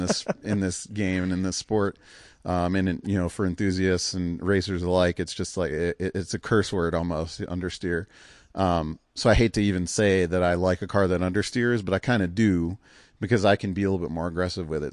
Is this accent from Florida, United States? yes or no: no; Cleveland, Ohio, United States; growing up in Cleveland